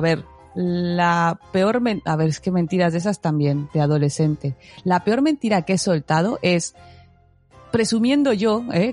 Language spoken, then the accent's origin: Spanish; Mexico; como dicen en mi tierra, el nopal pegado en la frente, más cara de, de, mexicana no puedo tener